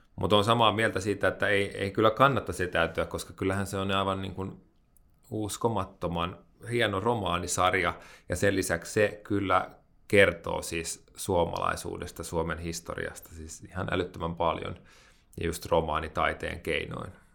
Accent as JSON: {"language": "Finnish", "town": "Hämeenlinna", "region": "Kanta-Häme", "country": "Finland", "tie": "born or raised there", "moved": "yes", "said": "Mä oon kasvanut pienessä kaupungissa Hämeenlinnassa"}